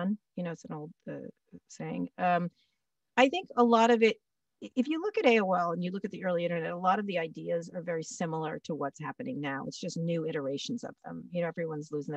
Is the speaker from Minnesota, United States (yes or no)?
no; Washington, District of Columbia, United States; It was our hometown, my hometown